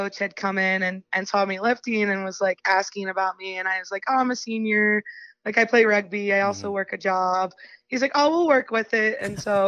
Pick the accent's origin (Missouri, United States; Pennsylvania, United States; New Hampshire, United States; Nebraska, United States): Pennsylvania, United States; Chambersburg; I'm from Chambersburg, Pennsylvania